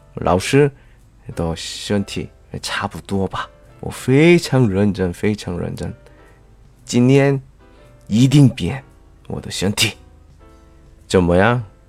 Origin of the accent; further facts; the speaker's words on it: South Korea; Chinese is a second language; moved away; 我是来自韩国的外教